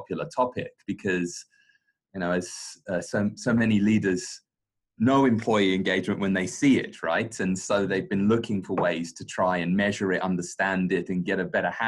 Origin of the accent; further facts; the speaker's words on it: London, United Kingdom; accent: British; moved away as an adult; now in Singapore; very British, born and raised in London